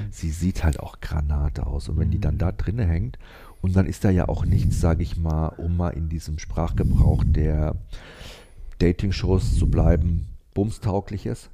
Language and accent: German; Cuxhaven, Lower Saxony, Germany; bei uns in Cuxhaven